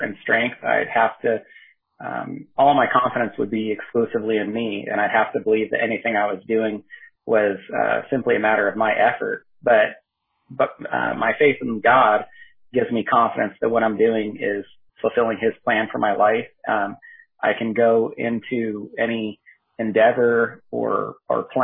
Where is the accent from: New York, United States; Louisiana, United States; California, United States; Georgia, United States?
California, United States; Northern; moved away as an adult; also born or lived in Southwest Washington; now in Washington, United States; my wife, Katie, and I grew up together in Northern California